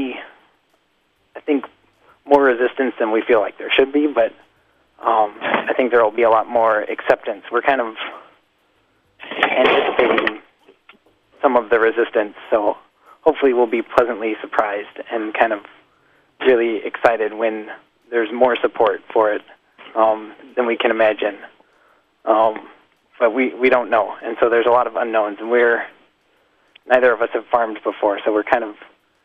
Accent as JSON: {"language": "English", "region": "Montana", "country": "United States", "tie": "born or raised there", "also_born_or_lived": "South Dakota / Santa Fe, New Mexico", "moved": "yes", "said": "I was born in Montana"}